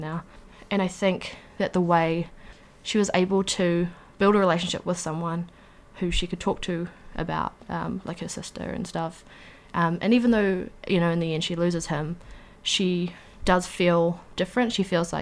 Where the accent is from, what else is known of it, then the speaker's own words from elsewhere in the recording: New Zealand; also born or lived in Wellington; I was living in Wellington, and my hometown is like 2 hours away, roughly